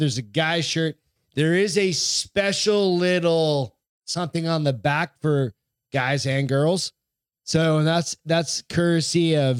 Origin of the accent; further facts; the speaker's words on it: New Hampshire, United States; I grew up in New Hampshire